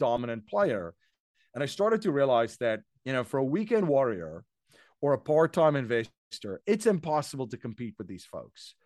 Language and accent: English; South Africa; moved away as an adult; now in United States; I'm originally from South Africa. Um, I came here, uh, to the U S in two thousand and one.